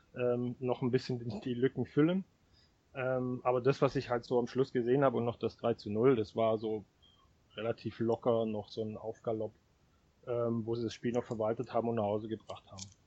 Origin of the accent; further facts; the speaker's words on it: Baden-Württemberg, Germany; moved away as an adult; now in Hanover, Germany; ich komme ursprünglich aus Baden-Württemberg, wie man mir wahrscheinlich auch noch ein bisschen anhört.